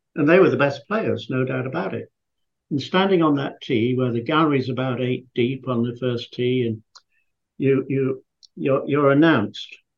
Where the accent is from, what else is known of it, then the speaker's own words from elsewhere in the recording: Scarborough, Yorkshire and the Humber, United Kingdom; moved away; I was a boy from Yorkshire, which, um, for those of you who live in America, that's uh, Yorkshire is halfway up on the right, and it was a seaside resort called Scarborough.